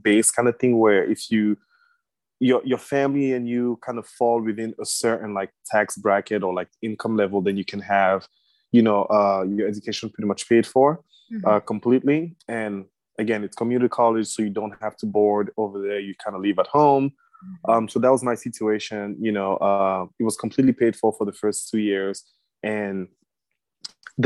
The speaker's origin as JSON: {"language": "English", "country": "Cameroon", "moved": "yes", "lives_now": "Pennsylvania, United States", "said": "I am originally from Cameroon in West Africa"}